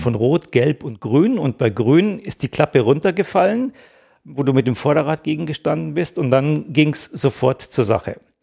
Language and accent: German; Ingolstadt, Bavaria, Germany; ich bin in Ingolstadt aufgewachsen